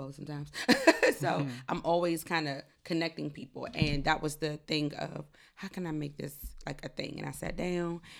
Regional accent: DMV area, United States; also born or lived in North Carolina; I was from North Carolina. Grew up in the DMV area

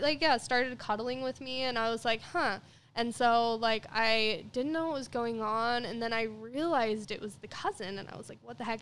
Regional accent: Ogden, Utah, United States; I'm from Ogden

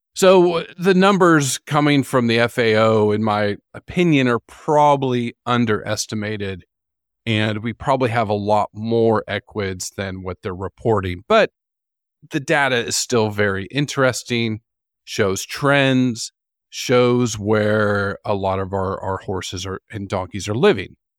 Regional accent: United States; moved away as an adult; also born or lived in Florida; now in New Zealand; growing up in the United States

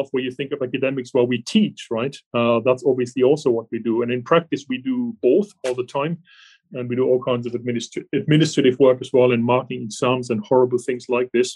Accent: Germany; English is a second language; moved away as an adult; I actually started off as an engineer originally in Germany. You can probably hear from my accent that I'm not from this country originally

